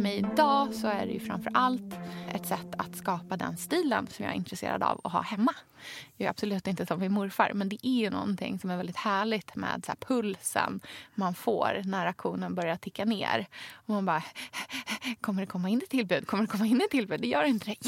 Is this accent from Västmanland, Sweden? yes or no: no; Krokek, Östergötland, Sweden; från Krokek utanför Norrköping, där jag kommer ifrån